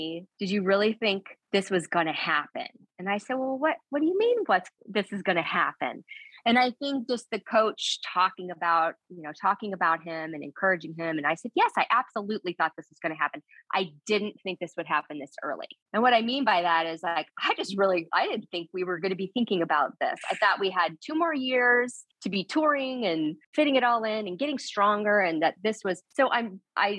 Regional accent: Missouri, United States; I'm from Missouri

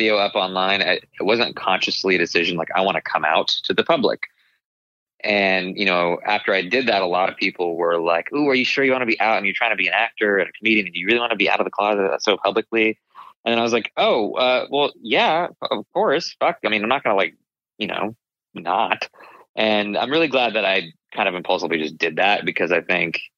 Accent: Arizona, United States; growing up in Arizona and with immigrant parents, but being Indian American

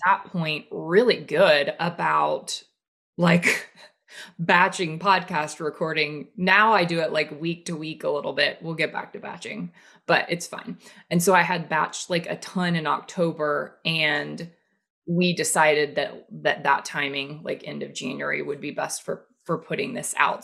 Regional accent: the South, United States; growing up in the South and the Bible Belt

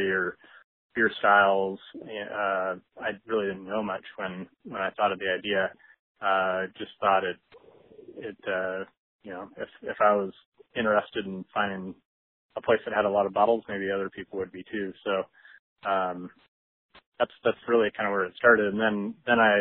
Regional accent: Lake Forest Park, Washington, United States; also born or lived in Seattle, United States; I grew up in Lake Forest Park, which is just kind of on the county border, a little bit north of Seattle

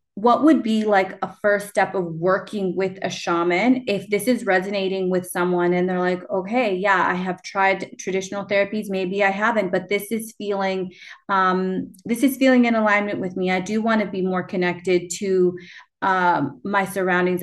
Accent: Canada; also born or lived in Peru; I was adopted from Peru and I moved to Canada and I refused to speak Spanish

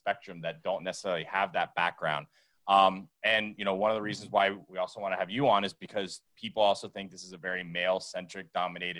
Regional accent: South Florida, United States; I'm from South Florida

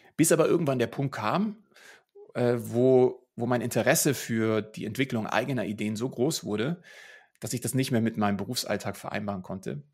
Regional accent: Munich, Bavaria, Germany; ich bin hier in München groß geworden

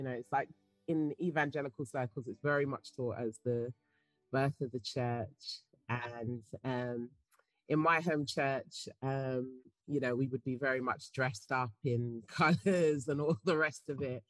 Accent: England, United Kingdom; Yeah, I happen to be.

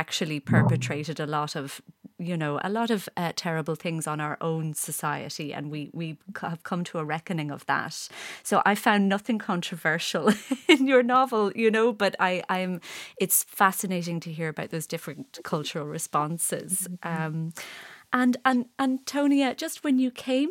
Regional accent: Ireland

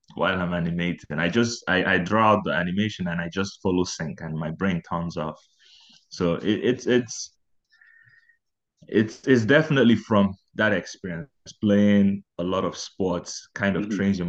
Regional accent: Abuja, Federal Capital Territory, Nigeria; moved away as an adult; also born or lived in Owerri, Imo State, Nigeria; now in Prince Edward Island, Canada; I was born in Abuja. I was born and raised in Abuja, but towards the later end of my teens, we had to move to Owerri, which is in my state, my home state.

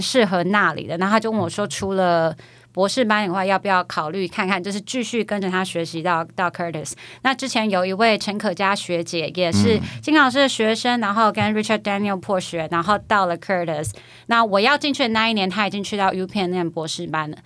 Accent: Taiwan; moved away as an adult; also born or lived in New York, United States / Philadelphia, United States; 我从小在台湾音乐圈

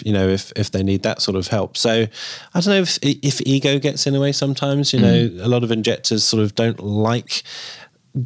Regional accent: United Kingdom; I'm British

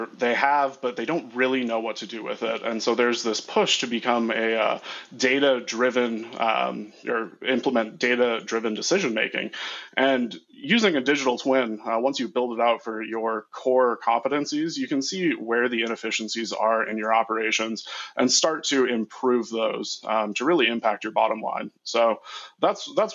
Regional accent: Midwest, United States; I am from the Midwest

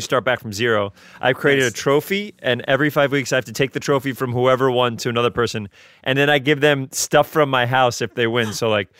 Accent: New York City, New York, United States; I'm from the Bronx.

